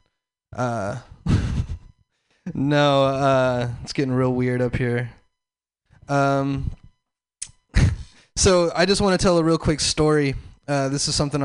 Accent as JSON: {"language": "English", "region": "the South", "country": "United States", "said": "I'm from the South."}